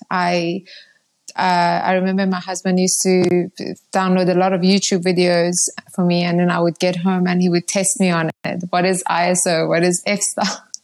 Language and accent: English; Iran; moved away; also born or lived in Zimbabwe; And um, yeah, I'm originally from Iran. Um, my family left Iran uh, over 20 years ago my dad had an opportunity in Zimbabwe and we moved there.